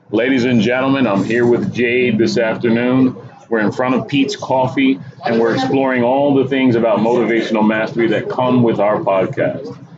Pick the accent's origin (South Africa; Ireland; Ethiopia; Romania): Ethiopia; moved away; I'm from Africa, Ethiopia.